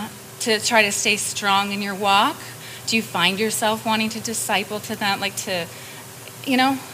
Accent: Minneapolis, Minnesota, United States; now in Seattle, United States; I'm from Minneapolis

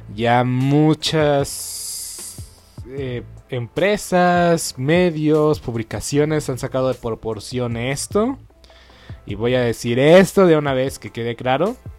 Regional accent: Mexico; nosotros como mexicanos

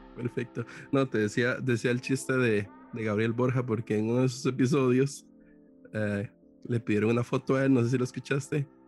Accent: Costa Rica; yo soy costarricense

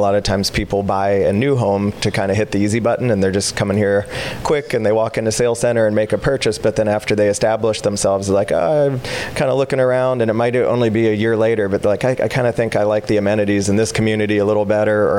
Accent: East Coast of Florida, United States; I was born in Florida as well, on the East Coast.

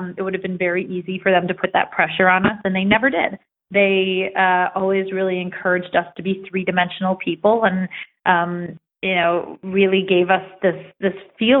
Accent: United States; I grew up about an hour outside of New York City

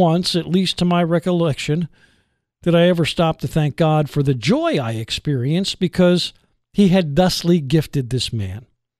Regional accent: New Jersey, United States; moved away; I grew up in New Jersey. I was there from 1960 until 1974

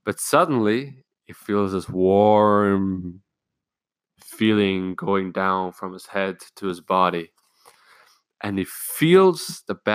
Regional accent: Germany; I'm from Germany

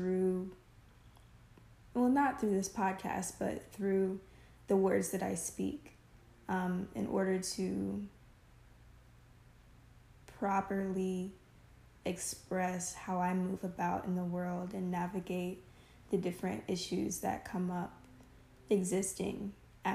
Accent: United States; also born or lived in Southern U.S.; I am 20 years old, and I'm American.

